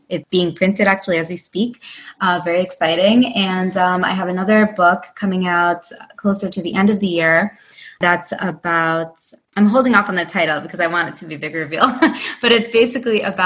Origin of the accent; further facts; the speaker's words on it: upstate New York, United States; I'm born and raised in the United States, but in upstate New York, but my family is of Indian heritage.